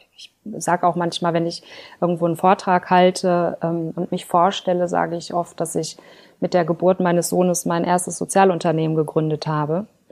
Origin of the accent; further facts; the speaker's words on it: Ruhr area, North Rhine-Westphalia, Germany; Aufgewachsen bin ich im Ruhrgebiet